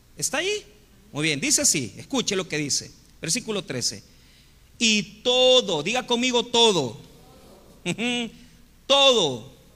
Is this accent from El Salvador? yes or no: yes; Santa Tecla, La Libertad, El Salvador; Yo me crié en la iglesia católica y estudié en el colegio Champañat en Santa Tecla.